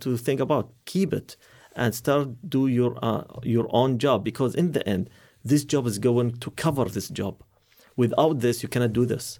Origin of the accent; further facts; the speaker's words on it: Qatar; I'm from Qatar.